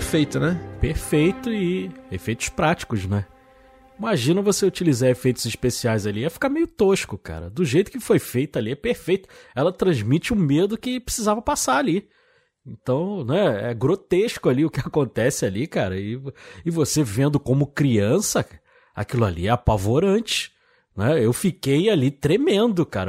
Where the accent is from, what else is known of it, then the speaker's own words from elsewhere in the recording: Rio de Janeiro, Brazil; eu sou do Rio de Janeiro, né, assisti lá na Tijuca